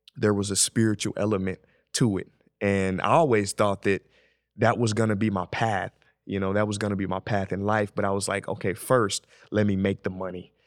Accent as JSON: {"language": "English", "town": "St. Louis", "region": "Missouri", "country": "United States", "tie": "born or raised there", "said": "I'm from Saint Louis."}